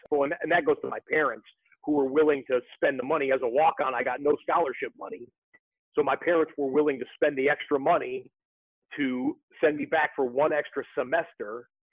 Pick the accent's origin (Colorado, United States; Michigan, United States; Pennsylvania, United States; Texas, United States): Michigan, United States; Rochester; I'm from Rochester, Michigan